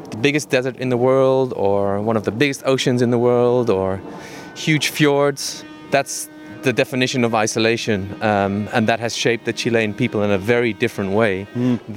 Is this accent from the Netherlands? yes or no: yes; Amsterdam, North Holland, Netherlands; also born or lived in England; I grew up in Amsterdam partly in Amsterdam, partly in England, and then in several other spots in, in the Netherlands.